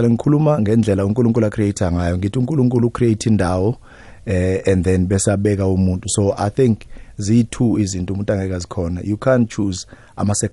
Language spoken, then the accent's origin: Zulu; Katlehong, Gauteng, South Africa; eh umfana nje omncane msana okhulele lokushini eh a typical township boy ngikhulele endaweni yase East Rand bayibiza iKatlehong but manje sekuyi ekuruleni formally